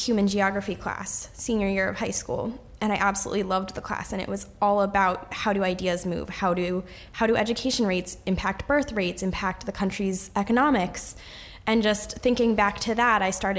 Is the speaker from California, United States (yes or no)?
no; Danbury, Connecticut, United States; I grew up in Danbury.